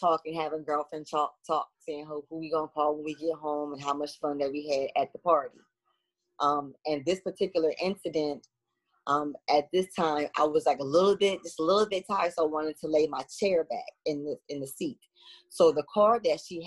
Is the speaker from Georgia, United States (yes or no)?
no; Chester, Pennsylvania, United States; I am from Chester, Pennsylvania. I was born and raised here